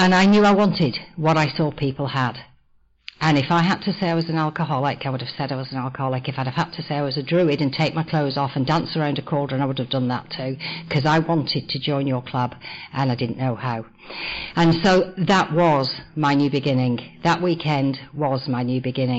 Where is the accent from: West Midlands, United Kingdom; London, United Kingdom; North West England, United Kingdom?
North West England, United Kingdom; I was born in the northwest of England in the 1950s in a coal mining cotton mill town